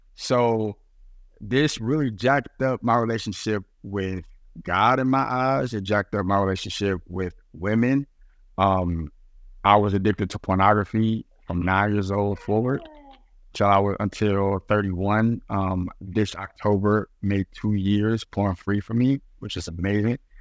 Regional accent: Dallas, Texas, United States; moved away as an adult; also born or lived in New York City / Portland, Oregon; I grew up in Dallas, Texas

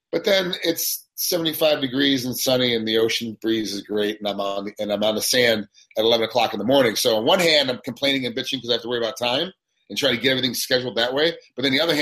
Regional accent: Rochester, New York, United States; also born or lived in Las Vegas, Nevada; now in Hawaii, United States; born in Rochester, New York.

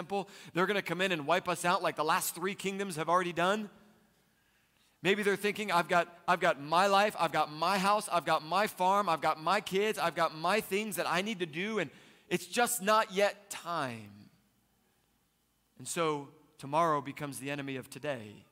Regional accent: East Coast, United States; Growing up, I was raised on the East Coast, and we would go just about every summer to the Jersey Shore

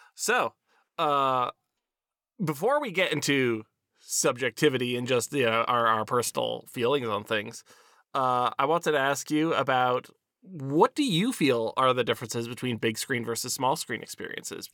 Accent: Pennsylvania, United States; we are both from Pennsylvania

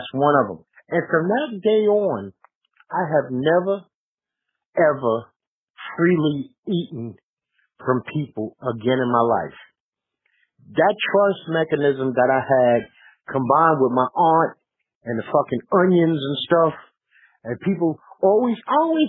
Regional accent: New York City, New York, United States; we're from New York

